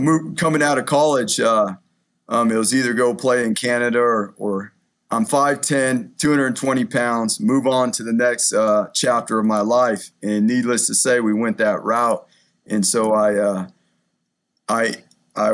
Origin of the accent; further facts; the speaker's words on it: Southern California, United States; also born or lived in Eugene, Oregon; now in Boise, United States; We're originally from Southern California, but we call this our home now